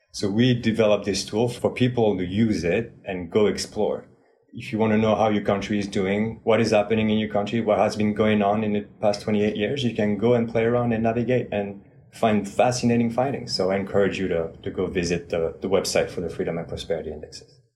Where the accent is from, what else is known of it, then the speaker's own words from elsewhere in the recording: France; moved away; I am originally from France